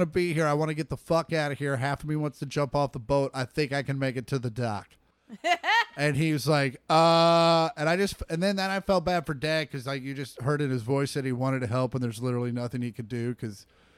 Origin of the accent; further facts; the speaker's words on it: Kansas, United States; we grew up in Kansas